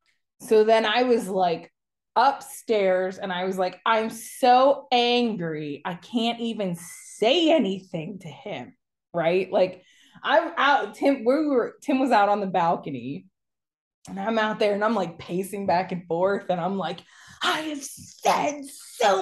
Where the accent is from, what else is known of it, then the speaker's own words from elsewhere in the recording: Pennsylvania, United States; being from Pennsylvania